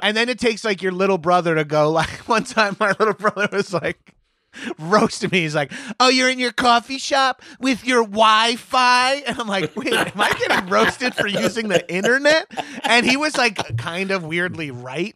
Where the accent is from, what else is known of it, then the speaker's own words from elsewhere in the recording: Long Island, New York, United States; moved away as an adult; also born or lived in Brooklyn; now in New York City, United States; my desire to get out of my hometown, uh, even though I only moved forty minute, forty-five minutes